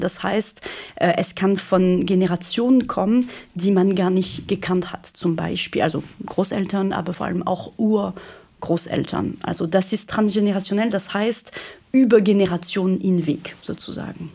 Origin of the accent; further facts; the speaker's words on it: France; accent: French; German is a second language; moved away as an adult; now in Germany; Ich bin Französin, wie man das am Akzent wahrscheinlich schon erkannt hat. Und ja, ich bin in Deutschland seit 2010